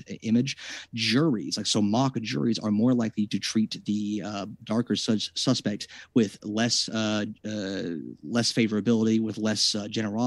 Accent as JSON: {"language": "English", "country": "United States", "said": "as an American"}